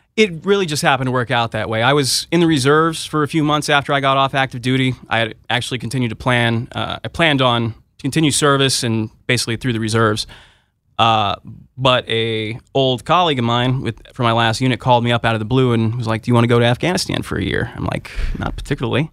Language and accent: English; Southern California, United States; moved away as an adult; also born or lived in Berkeley, California; now in Washington, D.C., United States; I'm originally from Southern California